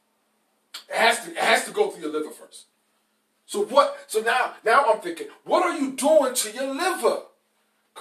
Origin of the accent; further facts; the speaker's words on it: New York, United States; I'm a New Yorker, man. I talk different